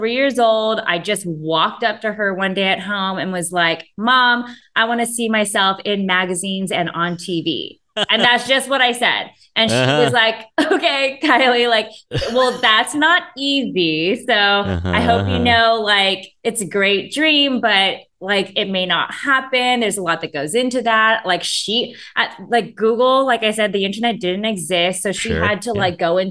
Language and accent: English; Rowland Heights, California, United States; also born or lived in West Covina / Fullerton / Long Beach / Marina Del Rey; Born and raised. I was born in West Covina, grew up in Roland Heights, just kind of like the Asian area, one of the Asian areas here in LA County